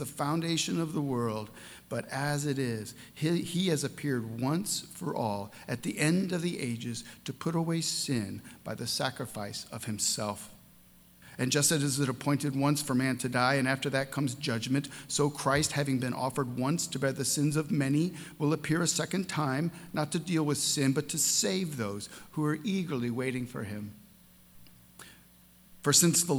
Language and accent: English; St. Louis, Missouri, United States; my hometown in St. Louis, Missouri